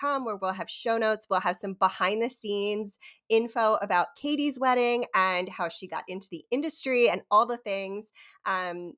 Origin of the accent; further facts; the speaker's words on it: Havre de Grace, Maryland, United States; I grew up in Havity Grace, Maryland